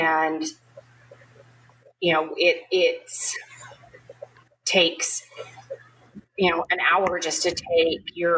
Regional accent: Wyoming, United States; moved away; my home state of Wyoming

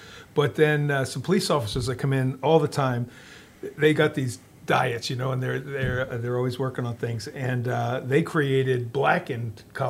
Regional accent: Philadelphia, Pennsylvania, United States; moved away; I'm from Philadelphia, and cheesesteak's kind of important.

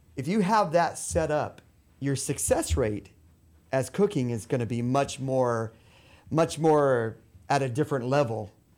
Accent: La Porte, Texas, United States; moved away as an adult; also born or lived in Mexico; now in Peru; I grew up in LaPorte

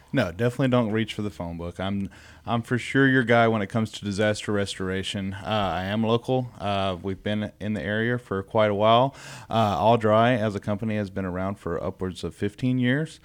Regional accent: Beaumont, Texas, United States; I am from the Southeast Texas area

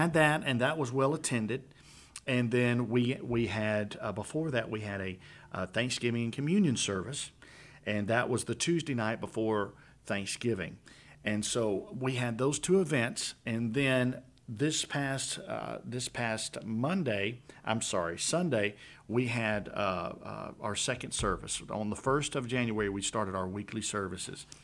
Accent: Louisiana, United States; now in Conroe, United States; I'm from Louisiana

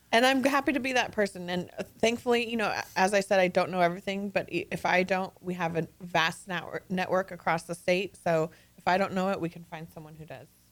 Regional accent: California, United States; moved away as an adult; now in Texas, United States; I was born and raised in California

